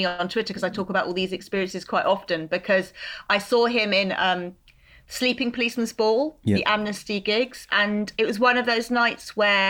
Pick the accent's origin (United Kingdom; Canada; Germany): United Kingdom; London; a girl who was growing up in Brixton